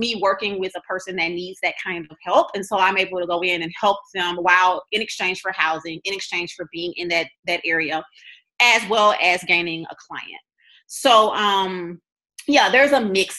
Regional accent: Louisiana, United States; moved away; also born or lived in Texas; I'm originally from Louisiana.

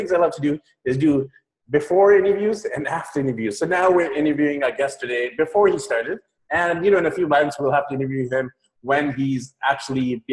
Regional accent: Vancouver, British Columbia, Canada; I am from Vancouver, BC, Canada

